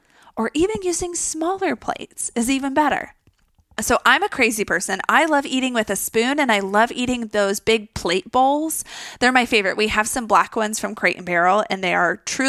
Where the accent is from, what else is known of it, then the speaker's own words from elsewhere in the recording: Texas, United States; I'm even from Texas.